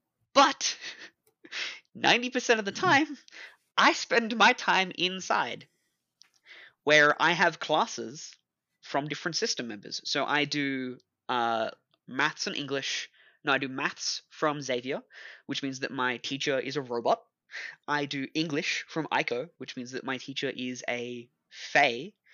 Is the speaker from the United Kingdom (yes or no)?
no; Australia; where I don't look like this, where I'm not Australian, where I have...